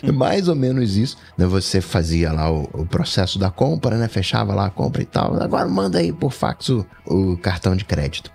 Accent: Rio de Janeiro, Brazil; Tijuca, né? O, bairro também onde eu nasci

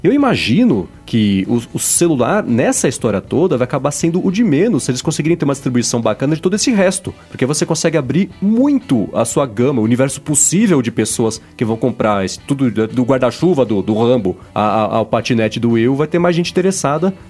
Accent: São Paulo, Brazil; eu sou paulista

